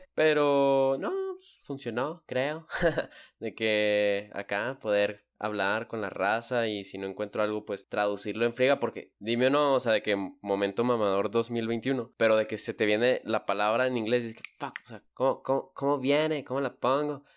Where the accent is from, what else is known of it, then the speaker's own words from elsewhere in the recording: Chihuahua, Mexico; es aquí donde estoy, en donde, de donde vengo